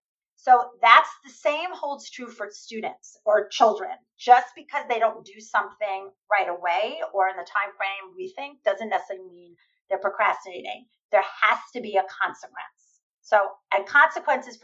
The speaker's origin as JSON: {"language": "English", "region": "New York", "country": "United States", "said": "I'm a New Yorker"}